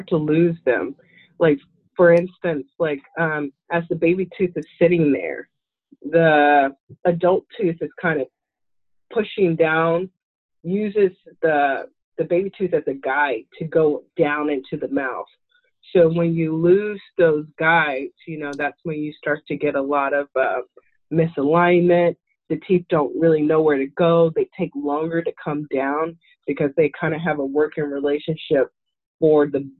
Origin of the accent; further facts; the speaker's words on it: St. Louis, Missouri, United States; We're from St. Louis